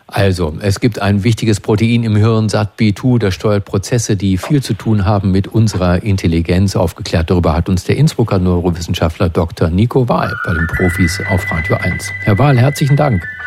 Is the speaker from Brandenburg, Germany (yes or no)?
yes; Brandenburg, Germany; bei uns in Brandenburg